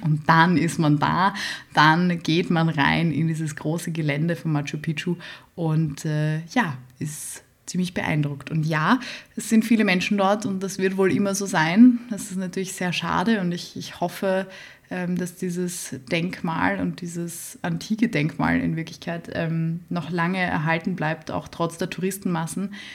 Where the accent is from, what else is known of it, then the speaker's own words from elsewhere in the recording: Vienna, Austria; Ich bin aus Wien